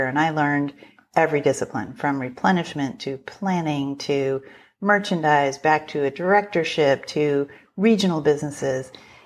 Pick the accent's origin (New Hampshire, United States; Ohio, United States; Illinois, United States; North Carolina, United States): Illinois, United States; Chicago; moved away as an adult; also born or lived in Minneapolis; I would accept a role back in Chicago, which was my hometown